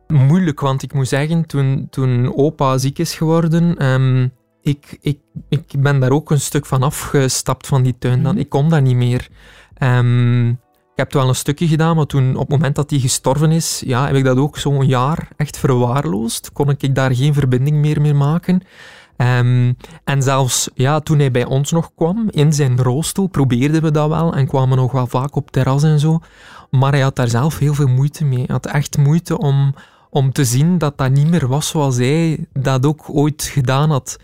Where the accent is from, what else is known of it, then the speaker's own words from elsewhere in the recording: Heule, Flanders, Belgium; In Heulen, West-Vlaanderen, dat is uh, dicht bij Kortrijk.